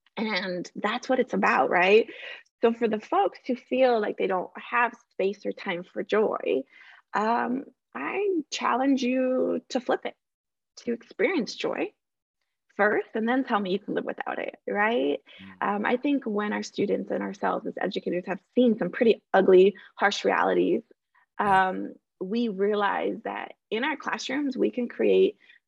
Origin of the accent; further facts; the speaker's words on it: Colombia; we came from Colombia, a country that was facing a lot of violence, yet Colombian people are known for